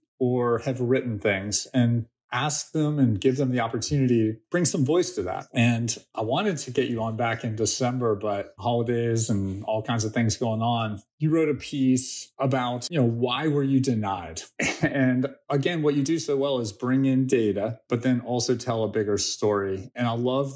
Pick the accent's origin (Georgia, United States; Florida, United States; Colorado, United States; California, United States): Georgia, United States; Atlanta; I have two good friends from high school growing up in Atlanta